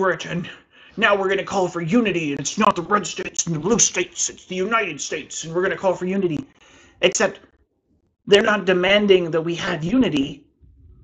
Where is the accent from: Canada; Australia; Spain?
Canada; I'm a Canadian